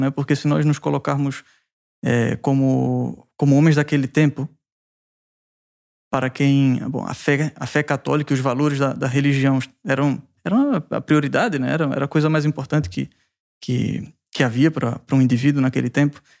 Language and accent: Portuguese; Recife, Pernambuco, Brazil; moved away as an adult; also born or lived in Cascais, Portugal; now in Pamplona, Spain